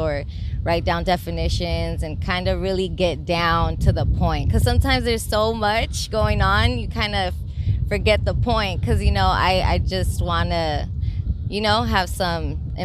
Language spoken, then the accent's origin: English; Long Beach, California, United States; I was born here in the West Side, and so, you know, my surroundings influenced me, you know, like I grew up with a mixed community